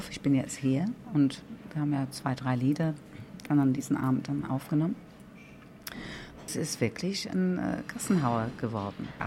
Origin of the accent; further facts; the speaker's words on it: England, United Kingdom; German is a second language; weil als Engländerin der nicht viel Ahnung von der Schlagerabteilung war, habe ich getan, wenn, wenn er meint.